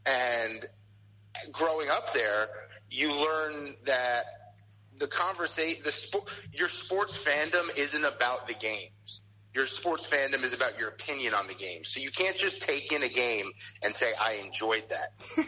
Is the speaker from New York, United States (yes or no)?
yes; New York City, New York, United States; moved away; I was born in New York.